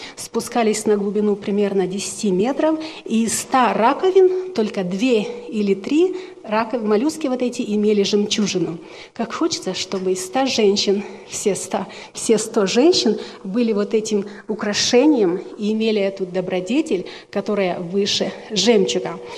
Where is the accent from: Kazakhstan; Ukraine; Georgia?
Ukraine; now in Washington, United States; Я обладаю русским, румынским, украинским, так как я украинка, но закончила румынскую школу